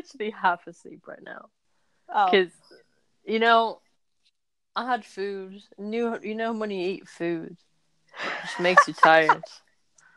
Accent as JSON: {"language": "English", "country": "Portugal", "said": "I'm from Portugal"}